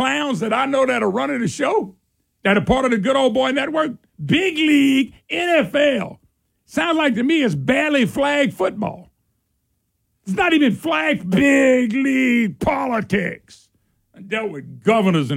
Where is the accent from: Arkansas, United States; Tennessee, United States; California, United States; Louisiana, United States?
Louisiana, United States; Plaquemine; I'm rural. I'm country. I'm just old country boy. That's who I am. I came from Plaquemine